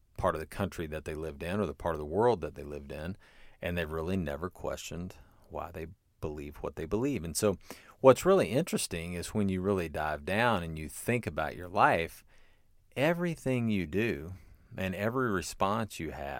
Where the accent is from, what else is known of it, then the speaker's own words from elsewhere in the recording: Versailles, Kentucky, United States; I would say I have a PhD in higher education. I'm from Versailles, Kentucky.